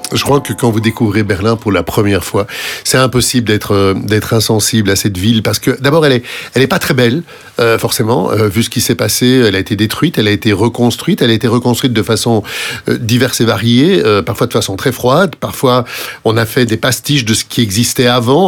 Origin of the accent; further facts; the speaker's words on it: France; chez nous, en France